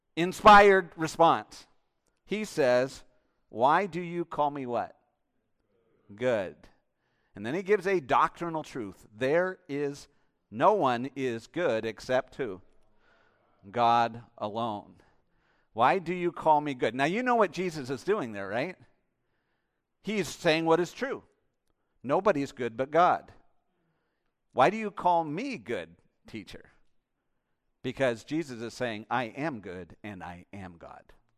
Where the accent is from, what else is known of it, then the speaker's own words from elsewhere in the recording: Canada; I'm Canadian